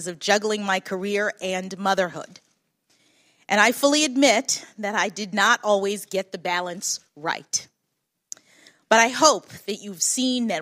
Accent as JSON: {"language": "English", "town": "Washington", "region": "District of Columbia", "country": "United States", "tie": "born or raised there"}